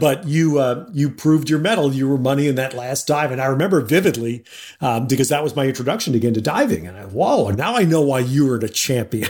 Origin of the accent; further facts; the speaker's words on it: New York City, New York, United States; I was born and raised in and around New York City